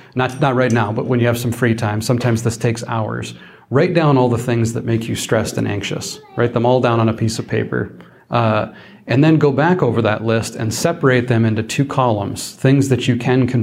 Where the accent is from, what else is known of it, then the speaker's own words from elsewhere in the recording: South Dakota, United States; I'm from South Dakota. I grew up on a ranch out in the middle of nowhere